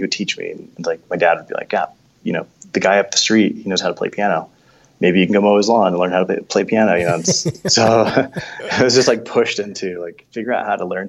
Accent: New York City, New York, United States; So growing up in New York, I just remember going to, like, you know, I grew up Catholic, so we'd go to these churches.

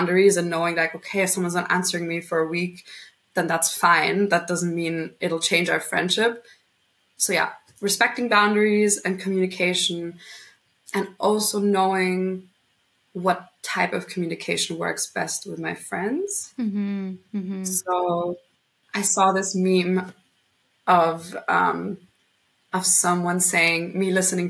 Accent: Vienna, Austria; also born or lived in London / Madrid; born and raised in Vienna up until when I was 18.

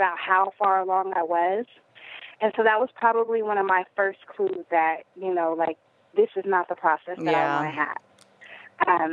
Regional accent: Denver, Colorado, United States; I am originally from Denver, which, is kind of an open-minded, hippie-ish town

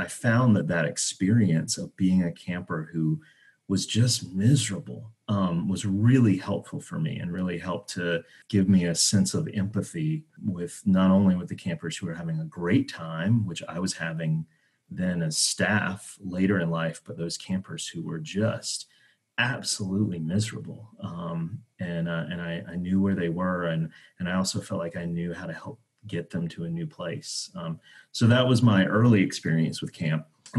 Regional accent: North Carolina, United States; I grew up in North Carolina

